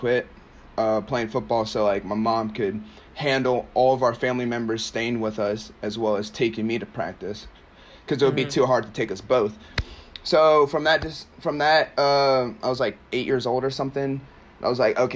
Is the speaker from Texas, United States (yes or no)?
no; Maryland, United States; also born or lived in Nigeria; I'm from Maryland. I'm from Maryland